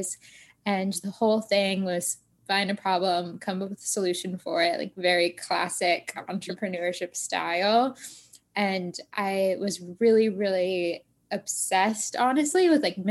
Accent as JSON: {"language": "English", "town": "Tampa", "region": "Florida", "country": "United States", "tie": "born or raised there", "moved": "as an adult", "lives_now": "Boston, United States", "said": "I actually grew up in Tampa, Florida"}